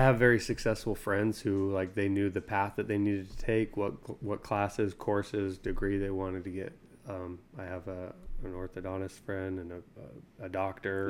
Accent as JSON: {"language": "English", "region": "Utah", "country": "United States", "tie": "born or raised there", "moved": "as an adult", "lives_now": "Tennessee, United States", "said": "Born and raised in Utah."}